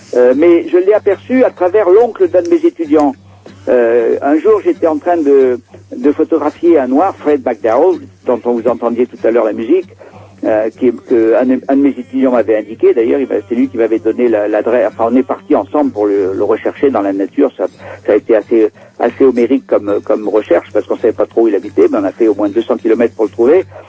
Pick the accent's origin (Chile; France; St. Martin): France; moved away; moi je suis français, je suis européen, je, ne suis pas, je suis pas né ici